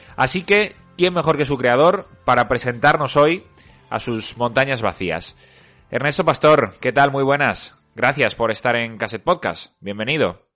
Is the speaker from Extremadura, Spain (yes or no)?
yes; Extremadura, Spain; yo que soy de Extremadura